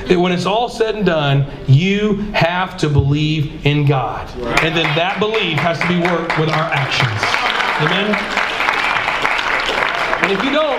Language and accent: English; Georgia, United States; I'm from Georgia.